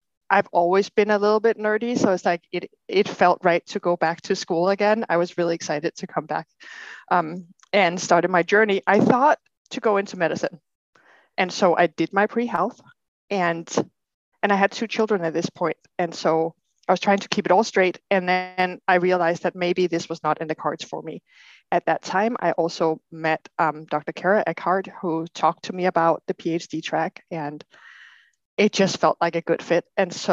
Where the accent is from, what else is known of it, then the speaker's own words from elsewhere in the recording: Denmark; moved away as an adult; now in Portland, United States; I grew up in Denmark, and I have a degree as a chiropractor from Denmark